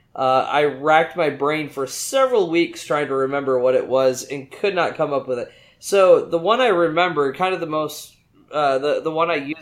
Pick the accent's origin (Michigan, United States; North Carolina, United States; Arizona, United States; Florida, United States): Michigan, United States; West; now in Houston, United States; I am originally from the West Michigan area, but I now live in the greater Houston area.